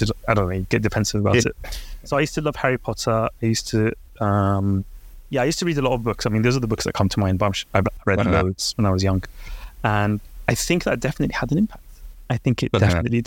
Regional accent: London, United Kingdom; also born or lived in Baghdad, Iraq; I came to the UK when I was 3 years old

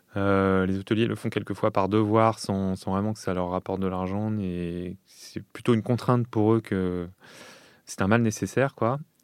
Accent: Lyon, Auvergne-Rhône-Alpes, France; j'ai grandi euh, à Lyon

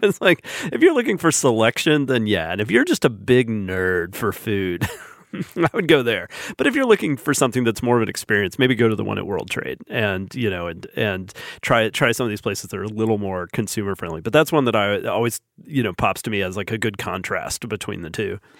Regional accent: Huntsville, Alabama, United States; someone from Huntsville

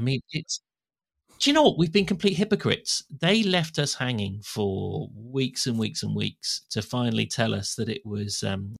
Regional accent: Uffington, South East England, United Kingdom; born or raised there; also born or lived in Swindon

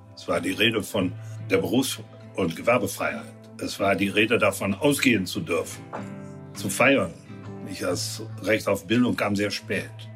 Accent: Dormagen, North Rhine-Westphalia, Germany; ich Bürgermeister meiner Heimatstadt Dormagen war

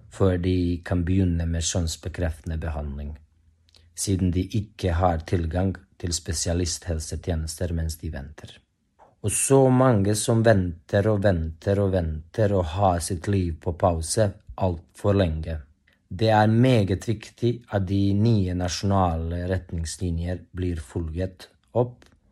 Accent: Bosnia & Herzegovina; moved away as an adult; now in Norway; Jeg kommer fra Bosnia-Hercegovina, men jeg har bodd her i Norge i syv år nå

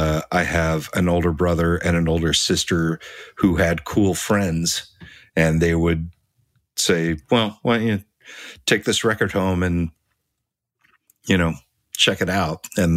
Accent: Huntington Beach, California, United States; Huntington Beach.

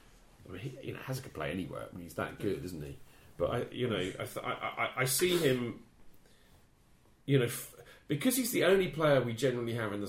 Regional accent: England, United Kingdom; as an Englishman

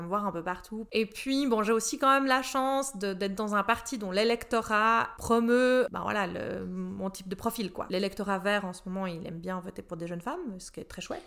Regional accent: Bussigny, Vaud, Switzerland; now in Prilly, Switzerland; j'ai commencé en étant conseillère communale dans l'endroit où j'ai grandi, à Bussigny

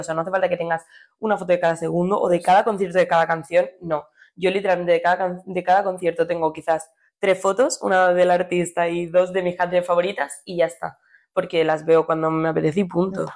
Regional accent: Cornellà de Llobregat, Catalonia, Spain; somos de Cornella

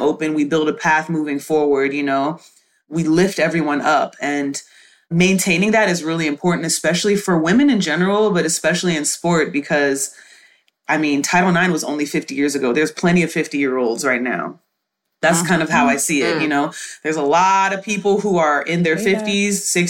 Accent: Houston, Texas, United States; I was raised in Houston, Texas

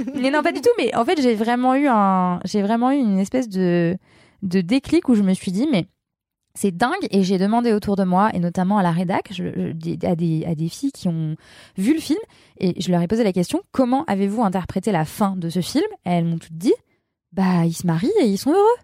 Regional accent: Lyon, Auvergne-Rhône-Alpes, France; now in Levallois, France; moi, je suis lyonnaise. Et du coup, Paris, j'ai pas grandi à Paris. J'ai grandi dans une ville grande, mais c'est pas Paris, c'est différent. C'est c'est plus à taille humaine, Lyon

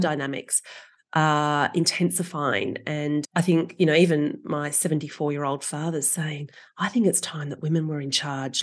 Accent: Australia; as an Australian

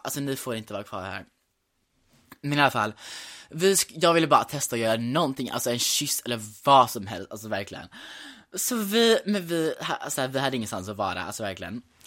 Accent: Gothenburg, Västra Götaland, Sweden; also born or lived in New York; Men jag är uppvuxen i Göteborg

